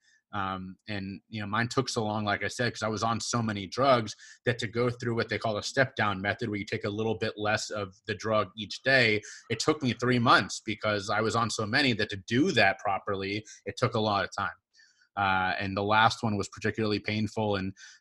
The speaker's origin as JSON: {"language": "English", "town": "Cincinnati", "region": "Ohio", "country": "United States", "tie": "born or raised there", "moved": "as an adult", "lives_now": "South Carolina, United States", "said": "I grew up in Cincinnati, I was born and raised there"}